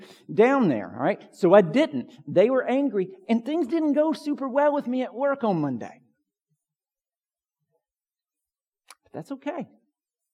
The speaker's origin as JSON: {"language": "English", "country": "United States", "said": "as American evangelicals"}